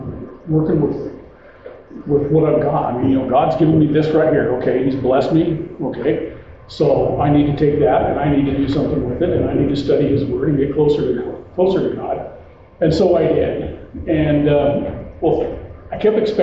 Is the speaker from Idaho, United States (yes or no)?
yes; Twin Falls, Idaho, United States; moved away as an adult; now in Boise, United States; I'm from Idaho. I was raised in Twin Falls. I've been living here in Boise for 37 years